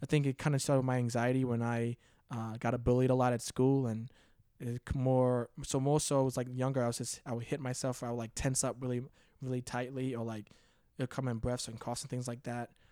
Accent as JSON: {"language": "English", "town": "Cheverly", "region": "Maryland", "country": "United States", "tie": "born or raised there", "moved": "as an adult", "said": "I grew up in, uh, Maryland"}